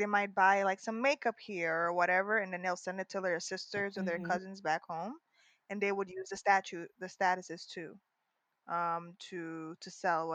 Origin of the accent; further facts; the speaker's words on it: New York City, New York, United States; we were born and raised in Harlem